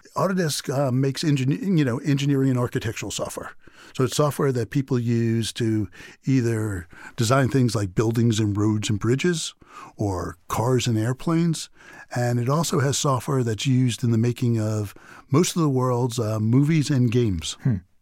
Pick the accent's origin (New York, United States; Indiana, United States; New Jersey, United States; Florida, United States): New York, United States; New York City; moved away; neighborhood I grew up in Queens